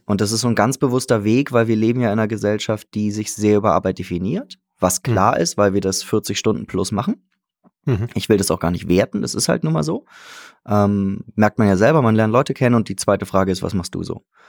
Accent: Hamburg, Germany; now in Salzburg, Austria; Ich bin Hamburger eigentlich

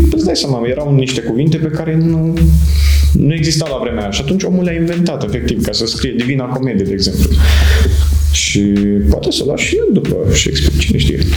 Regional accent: Moldavia, Romania; now in Cluj-Napoca, Romania; eu vin din Moldova și acolo, bine, și de la școală suntem învățați cumva să ne descurcăm noi

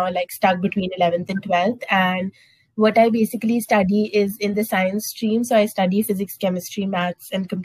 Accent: Lucknow, Uttar Pradesh, India; I'm from uh, Lucknow, Uttar Pradesh, and I'm 16 years old too.

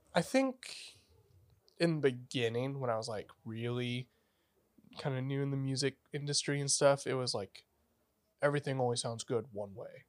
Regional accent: Redding, California, United States; now in Sacramento, United States; I grew up in Redding, California

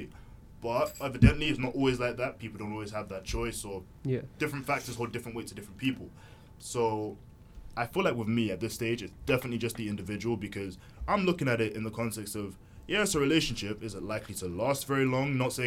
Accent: United Kingdom; I was British. Born here. Like my parents are Nigerian descent, but I was born here

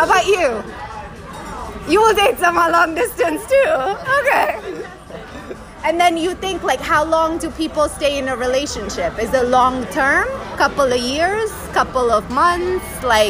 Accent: United States; we're American

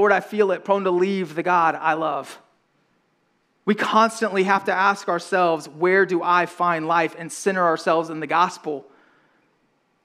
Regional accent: right outside of Atlanta, Georgia, United States; I grew up right outside of Atlanta, Georgia

